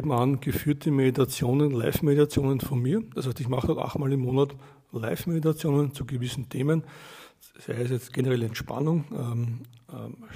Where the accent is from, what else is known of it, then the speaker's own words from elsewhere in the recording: Austria; genau. Ich komme aus Österreich.